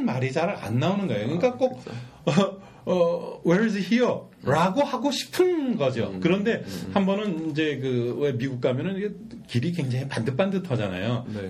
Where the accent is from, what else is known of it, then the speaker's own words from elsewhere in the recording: South Korea; 그 한국 사람으로서